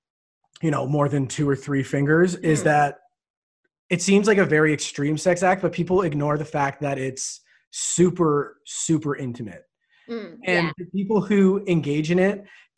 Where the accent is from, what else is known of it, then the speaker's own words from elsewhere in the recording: Canada; I'm Canadian